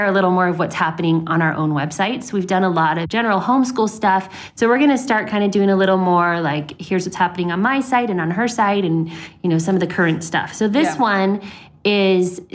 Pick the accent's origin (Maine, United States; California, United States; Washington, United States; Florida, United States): Florida, United States; Southern; moved away; I grew up in Southern Florida.